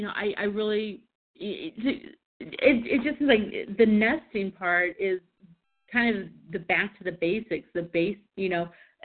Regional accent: Kansas City, United States; moved away; I was from Kansas City

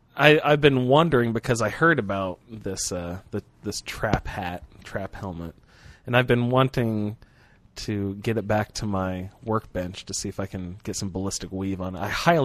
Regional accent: Midwest, United States; I'm from the Midwest.

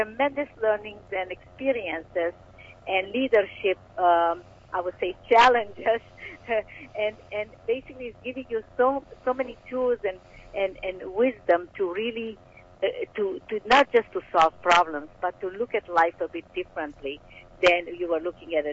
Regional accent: Romania; moved away; I was born in Romania.

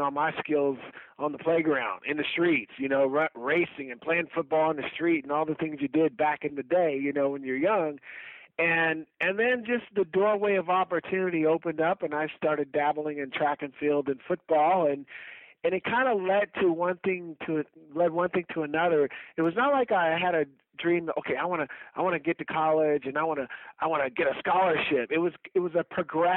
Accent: Portland, Oregon, United States; I was, like I said, born and raised in Northeast Portland

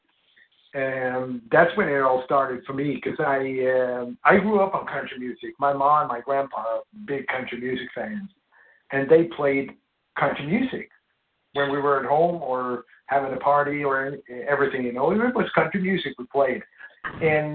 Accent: Sweden; Growing up in Sweden

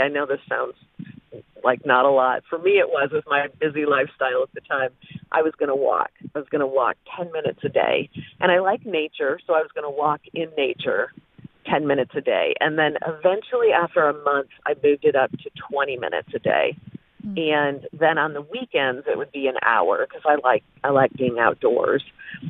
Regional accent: Flint, Michigan, United States; But as I was saying about growing up in Flint, Michigan, I didn't really even think about meeting people or who I wanted to know.

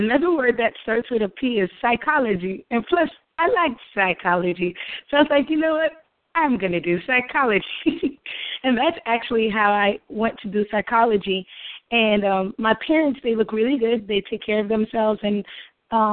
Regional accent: New York, United States; moved away as an adult; now in Oakland, United States; As a New Yorker

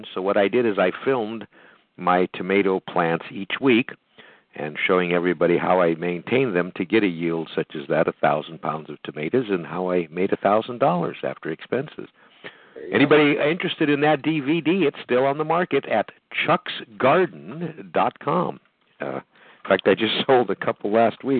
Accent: Illinois, United States; moved away; I grew up in Illinois

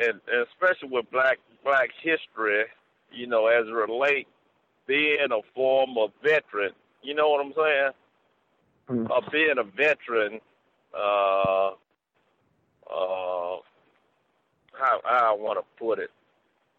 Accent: Tuskegee, Alabama, United States; I grew up in Tuskegee, which was a college town

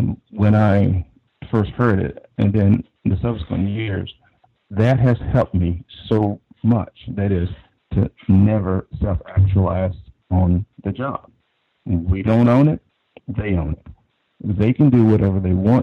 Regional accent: Deep South, United States; now in Northern Virginia, United States; I live in the Northern Virginia area, but I'm originally from the Deep South

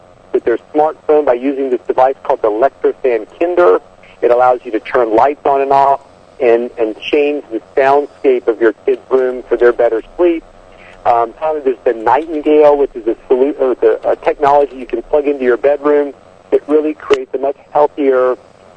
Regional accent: Southwest Virginia, United States; I'm a redneck from Southwest Virginia by birth

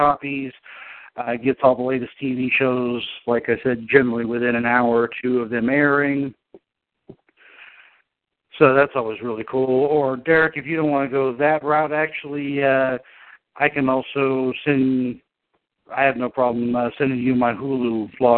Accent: United States; as an American

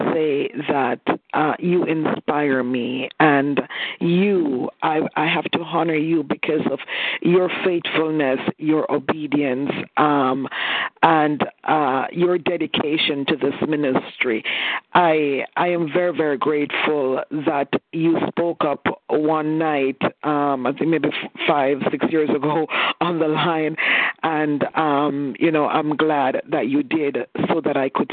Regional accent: Canada; I'm Canadian, so I take my shoes off

